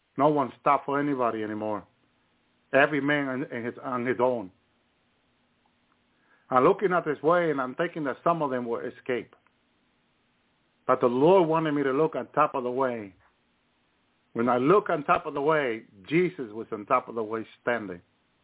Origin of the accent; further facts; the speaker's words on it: Union City, New Jersey, United States; also born or lived in the island (unspecified); I grew up in Union City, New Jersey